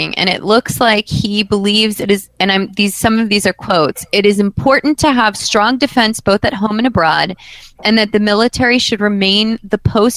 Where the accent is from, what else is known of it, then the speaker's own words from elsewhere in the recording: United States; as an American